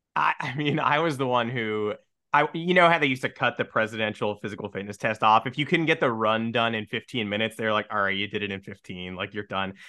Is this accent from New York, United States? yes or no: yes; New York, United States; I'm from New York